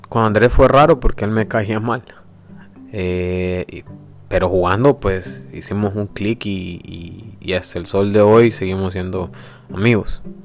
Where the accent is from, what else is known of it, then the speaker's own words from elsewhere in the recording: San Miguel, El Salvador; soy salvadoreño, nací en San Miguel